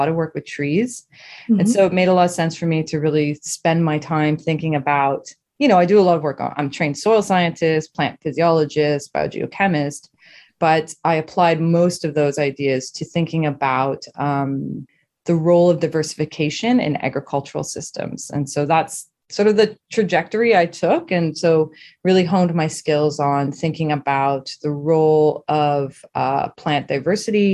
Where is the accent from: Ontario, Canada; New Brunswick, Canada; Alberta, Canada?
New Brunswick, Canada; Saint John; now in Toronto, Canada; I'm born and raised in New Brunswick in the Maritimes